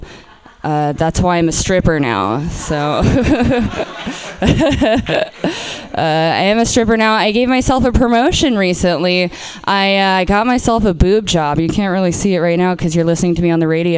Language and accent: English; Portland, Oregon, United States; I'm from Portland. I'm from Portland, Oregon